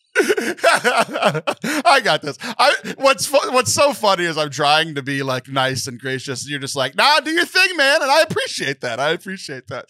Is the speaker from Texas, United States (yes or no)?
yes; Texas, United States; born or raised there